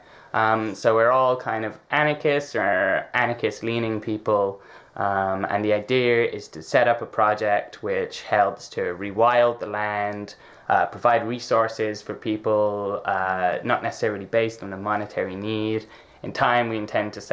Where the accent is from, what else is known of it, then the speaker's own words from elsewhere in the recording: County Clare, Ireland; now in Dublin, Ireland; I was born out in County Clare, and there's very little resources kind of around there. There's very little work. I was lucky enough to grow up in a town